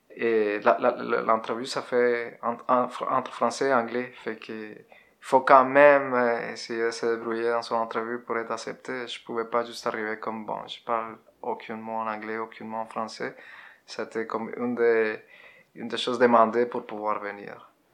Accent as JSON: {"language": "French", "region": "Bogotá", "country": "Colombia", "tie": "born or raised there", "second_language": "French", "moved": "as an adult", "lives_now": "Quebec, Canada", "said": "Je viens de la Colombie. Je suis né en Colombie en euh, 82"}